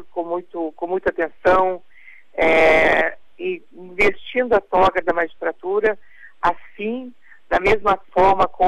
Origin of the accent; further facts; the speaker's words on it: Lages, Santa Catarina, Brazil; born there; moved away as an adult; now in Criciúma, Brazil; tenho 68 anos de idade, nasci na região serrana, em Lages